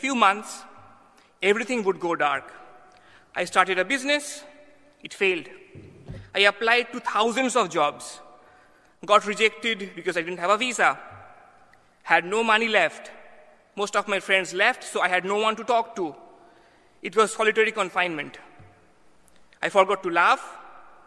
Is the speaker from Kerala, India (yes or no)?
no; Kolkata, West Bengal, India; moved away as an adult; now in New Haven, United States; I come from Calcutta, the same city as Mother Teresa